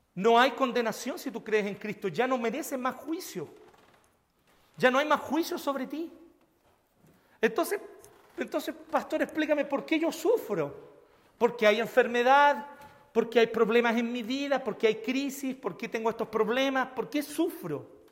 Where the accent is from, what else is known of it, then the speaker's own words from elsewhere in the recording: Chile; nosotros los chilenos